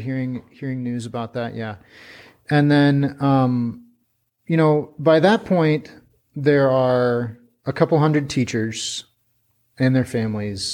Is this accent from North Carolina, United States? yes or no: no; Pierre, South Dakota, United States; moved away as an adult; also born or lived in Twin Cities, Minnesota; now in China; I grew up in Pierre